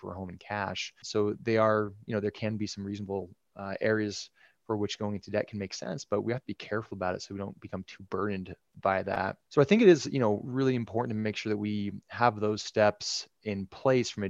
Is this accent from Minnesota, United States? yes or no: no; Bay Area, California, United States; moved away as an adult; also born or lived in Utah / Dallas, Texas; now in Central Illinois, United States; I grew up in the Bay Area, California, born and raised